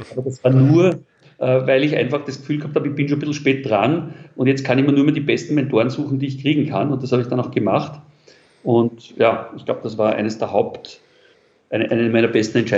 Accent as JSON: {"language": "German", "region": "Vienna", "country": "Austria", "tie": "born or raised there", "said": "ich bin in Wien geboren, äh, als Kind in ganz einfachen Verhältnissen in Wien in einem Arbeiterbezirk."}